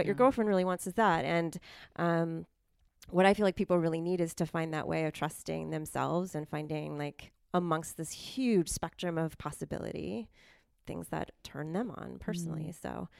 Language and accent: English; Silicon Valley, California, United States; moved away as an adult; now in Santa Cruz, United States; I grew up in Silicon Valley before it was cool to be from there.